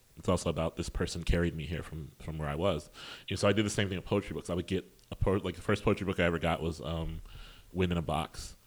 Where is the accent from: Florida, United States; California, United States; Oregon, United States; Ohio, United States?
Ohio, United States; Columbus; I'm from Columbus, Ohio, which is a really strong place for poetry.